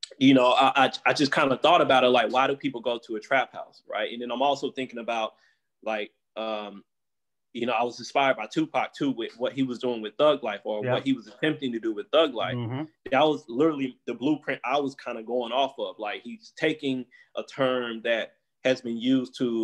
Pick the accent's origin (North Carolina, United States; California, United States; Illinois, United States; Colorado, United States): North Carolina, United States; Goldsboro; moved away as an adult; also born or lived in East Coast; now in San Francisco Bay Area, United States; I'm from Goldsboro. I'm half the city is Black